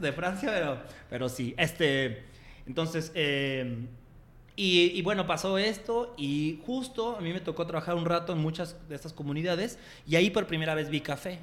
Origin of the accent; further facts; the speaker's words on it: Mexico City, Mexico; moved away as an adult; now in Guadalajara, Mexico; Yo nací en un, barrio muy pobre de la Ciudad de México que se llama Iztapalapa es uno de los barrios más peligrosos y, y, sin lana de la ciudad. Y crecí ahí